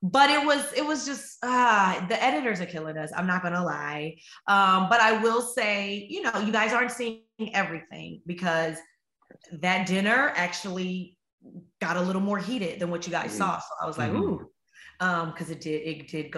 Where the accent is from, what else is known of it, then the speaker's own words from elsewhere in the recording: Chicago, Illinois, United States; I'm from Chicago